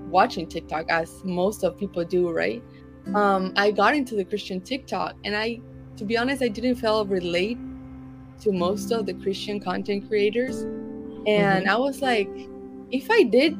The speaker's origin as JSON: {"language": "English", "country": "Argentina", "said": "I'm from Argentina"}